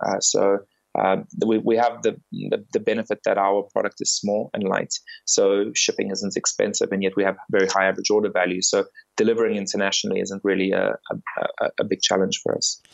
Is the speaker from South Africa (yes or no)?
yes; South Africa; moved away as an adult; also born or lived in England; now in London, United Kingdom; I grew up in South Africa